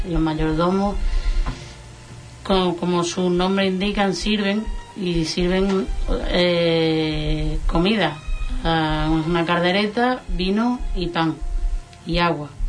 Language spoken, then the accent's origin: Spanish; La Puebla de Guzmán, Andalusia, Spain; la Puebla decimos siempre que el año comienza el martes de Peña